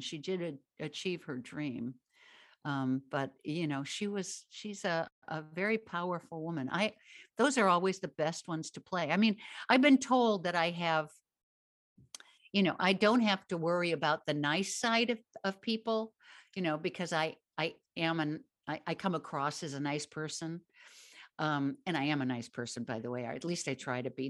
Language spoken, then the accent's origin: English; Midwest, United States; I grew up in the Midwest